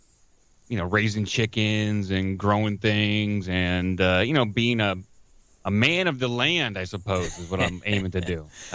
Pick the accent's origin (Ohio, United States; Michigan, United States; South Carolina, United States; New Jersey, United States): Ohio, United States; Akron; also born or lived in Phoenix, Arizona; Oh, I am from Ohio. I grew up in the Akron, Canton area, but right now I am in I'm north of Columbus. I live outside the city.